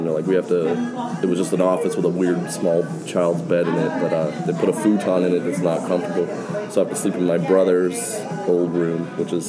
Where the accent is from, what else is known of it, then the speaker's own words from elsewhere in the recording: Calgary, Alberta, Canada; moved away as an adult; now in Vancouver, Canada; born and raised in Calgary